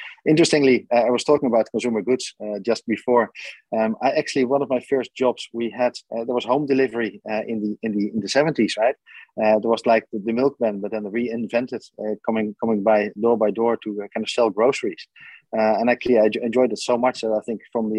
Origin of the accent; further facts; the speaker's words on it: Netherlands; moved away; I grew up in the Netherlands in a relatively small village in the middle of the Netherlands.